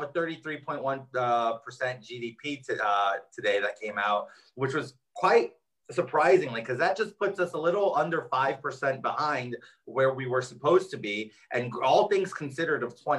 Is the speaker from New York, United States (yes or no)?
yes; New York City, New York, United States; born and raised in Jackson Heights.